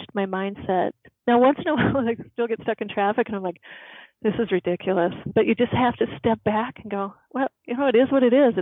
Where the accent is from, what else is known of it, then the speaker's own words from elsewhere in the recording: Midwest, United States; I'm from the Midwest